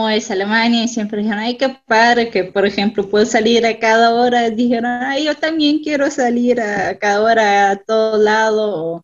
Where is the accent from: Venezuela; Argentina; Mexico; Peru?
Mexico; Y entonces, pues les decimos que también somos mexicanos